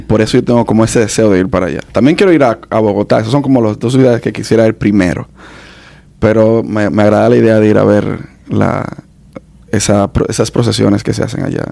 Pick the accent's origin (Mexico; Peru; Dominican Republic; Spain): Dominican Republic; somos más, dominicanos